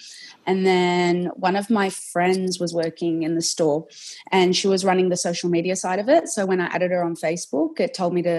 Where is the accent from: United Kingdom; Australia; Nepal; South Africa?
Australia; Sydney, New South Wales; I'm from Sydney.